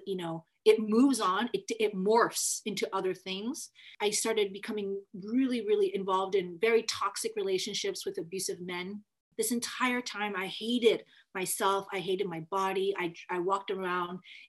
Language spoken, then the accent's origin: English; Federal Way, Washington, United States